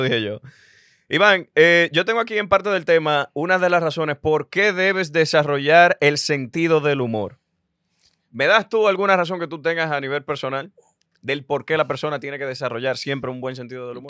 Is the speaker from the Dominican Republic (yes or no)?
yes; Dominican Republic; en mi país, República Dominicana